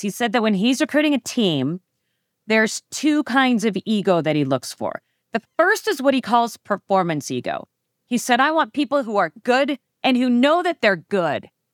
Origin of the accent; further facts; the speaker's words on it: Phoenix, Arizona, United States; I was born and raised in Phoenix, Arizona